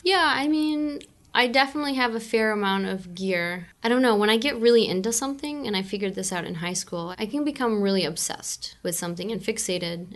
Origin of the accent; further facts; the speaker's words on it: Newport, Michigan, United States; moved away as an adult; now in Pacifica, United States; I was born and raised in Michigan